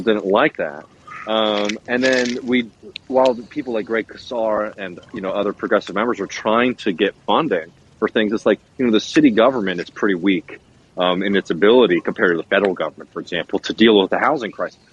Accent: Texas, United States; I'm a Texan

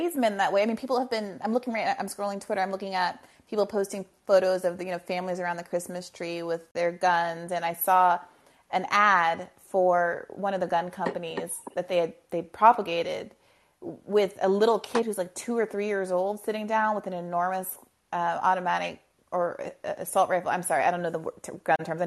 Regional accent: New York, United States; as a New Yorker

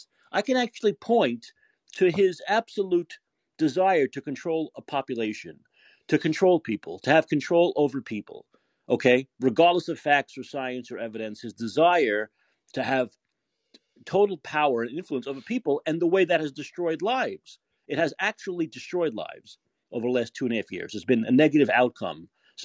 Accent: United States; accent: New York, Boston accent; also born or lived in Canada; As an American

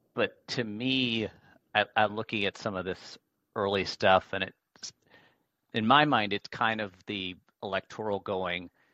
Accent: Pennsylvania, United States; growing up in Pennsylvania

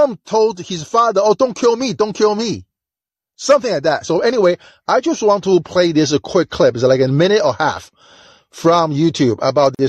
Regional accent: China; now in United States; I'm from China, and Chinese are very big on education

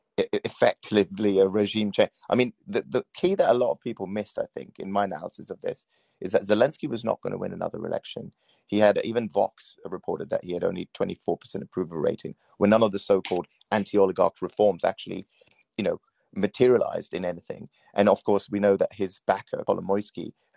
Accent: Sri Lanka; I'm from Sri Lanka. I'm a Buddhist, actually

